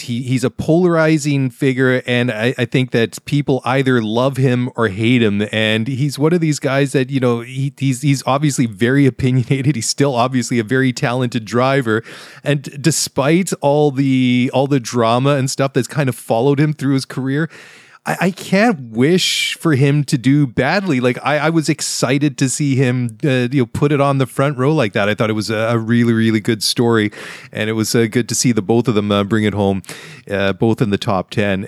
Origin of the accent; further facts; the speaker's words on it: Vancouver, British Columbia, Canada; my hometown of Vancouver